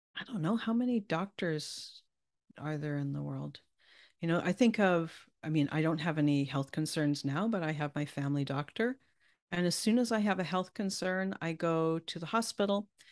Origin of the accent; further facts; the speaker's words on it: Canada; accent: Canadian; won't hear my Canadian